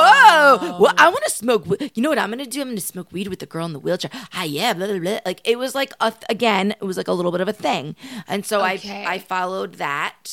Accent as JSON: {"language": "English", "region": "New Jersey", "country": "United States", "tie": "born or raised there", "moved": "as an adult", "lives_now": "Los Angeles, United States", "said": "I grew up in Jersey, then I moved"}